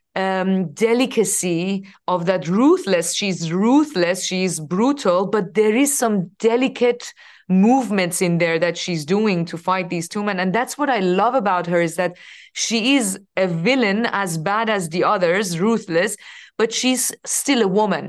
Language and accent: English; Iran; moved away as an adult; I was coming from Iran